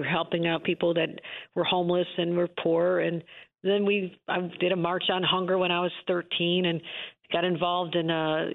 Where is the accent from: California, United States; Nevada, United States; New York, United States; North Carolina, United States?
New York, United States; Buffalo; also born or lived in Lackawanna, New York; growing up in Buffalo area